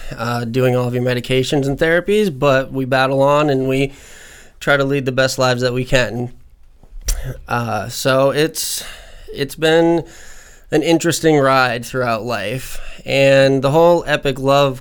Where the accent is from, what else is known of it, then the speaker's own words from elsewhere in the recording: Vermont, United States; moved away as an adult; now in Florida, United States; I am originally from Vermont, but I moved down here to Florida about 3 years ago